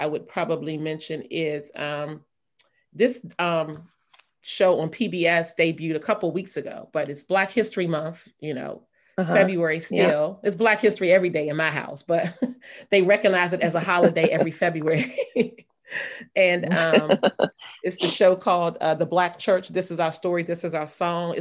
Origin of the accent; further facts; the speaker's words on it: North Carolina, United States; when I was a kid growing up in North Carolina